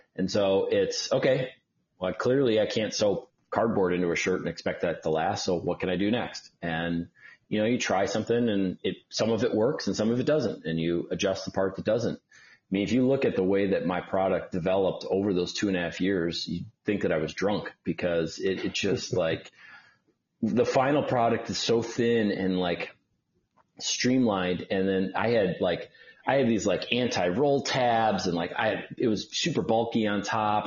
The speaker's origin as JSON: {"language": "English", "town": "Milwaukee", "region": "Wisconsin", "country": "United States", "tie": "born or raised there", "also_born_or_lived": "Detroit, Michigan / Los Angeles, California", "moved": "as an adult", "lives_now": "Atlanta, United States", "said": "my parents moved to Milwaukee, Wisconsin. So I lived uh, pretty much most of my life in Milwaukee"}